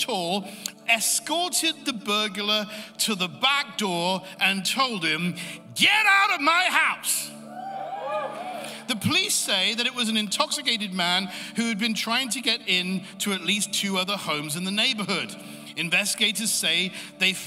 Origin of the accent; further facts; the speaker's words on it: England, United Kingdom; I'm from England